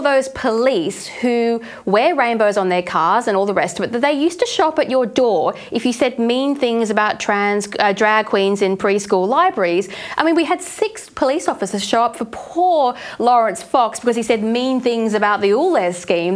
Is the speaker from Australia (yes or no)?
yes; Australia; we come from Australia